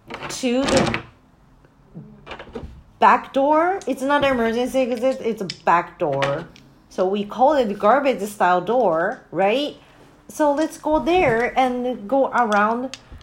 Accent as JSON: {"language": "English", "country": "Japan", "said": "I clearly don't know how to shoot because I'm from Japan. And I just got in here."}